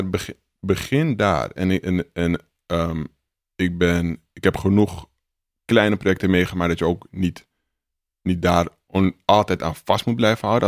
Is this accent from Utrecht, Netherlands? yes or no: no; Amsterdam, North Holland, Netherlands; Dus ik kom uit de Belmer